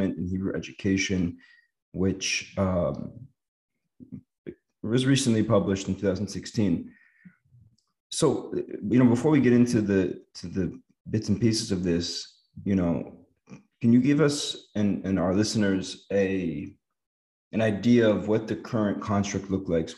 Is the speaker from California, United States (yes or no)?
yes; Los Angeles, California, United States; moved away as an adult; now in Israel; Didn't go to a day school growing up in Los Angeles